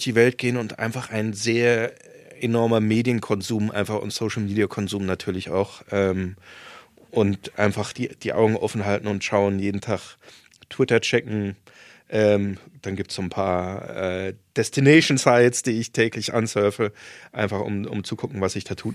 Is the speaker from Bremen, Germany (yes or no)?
no; Saarland, Germany; moved away; also born or lived in Marburg / Hamburg; ich bin zwar auf dem Dorf äh, aufgewachsen im, im Saarland